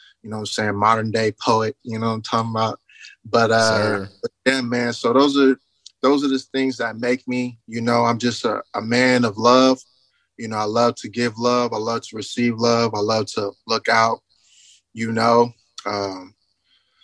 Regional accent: Richmond, California, United States; moved away as an adult; now in Houston, United States; I'm a young man out of California, Northern California, Richmond, California, to be exact, rich city. I got a lot of Richmond pride

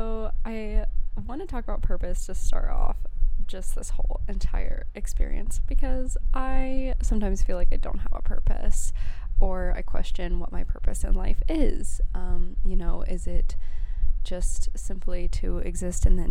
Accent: Colorado, United States; I'm from Colorado

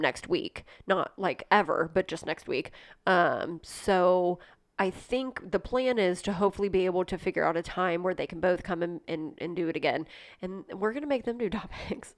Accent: Ohio, United States; I'm from Ohio

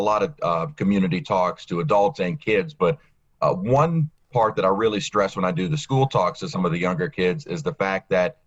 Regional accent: New Orleans, Louisiana, United States; I'm from New Orleans. So to be chief meteorologist in my hometown where I was born and raised

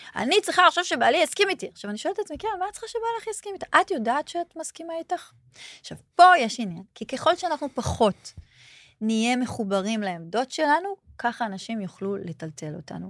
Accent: Holon, Tel Aviv District, Israel; also born or lived in Ramat HaSharon; נולדתי בחולון

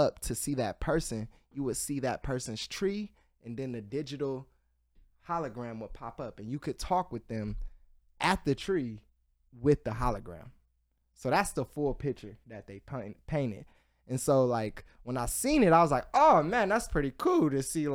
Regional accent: Columbus, Ohio, United States; I'm from Columbus, Ohio

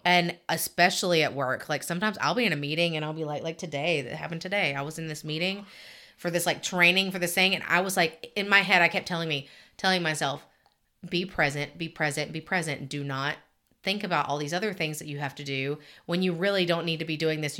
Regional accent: Alabama, United States; I grew up in Alabama

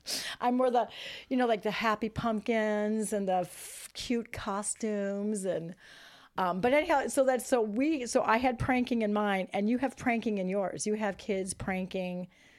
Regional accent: Northern Illinois, United States; now in Michigan, United States; so we live in Michigan now, but when I grew up in Northern Illinois.

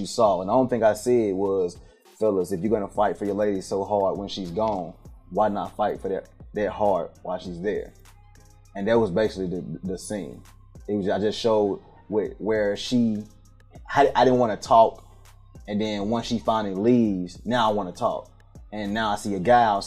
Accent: Memphis, Tennessee, United States; now in Atlanta, United States; I am from Memphis, Tennessee. North Memphis to the outside of North Memphis to both of Memphis

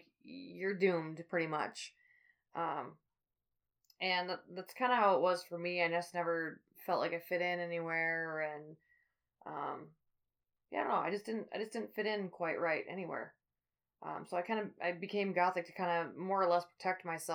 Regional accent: River Falls, Wisconsin, United States; I was born in River Falls, Wisconsin, March 9th, 1988

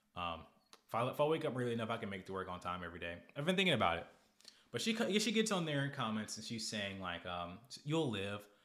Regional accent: Arkansas, United States; we are from Arkansas

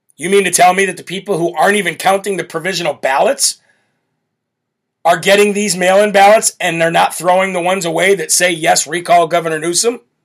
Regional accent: Illinois, United States; Illinois, my home state where I'm from.

